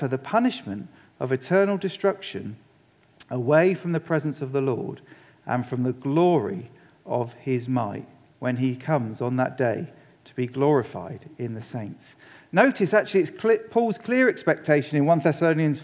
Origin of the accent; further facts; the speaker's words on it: England, United Kingdom; as an Englishman